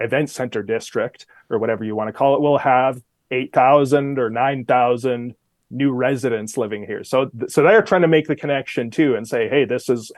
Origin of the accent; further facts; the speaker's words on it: outside Edmonton, Alberta, Canada; moved away as an adult; now in Calgary, Canada; I grew up outside Edmonton.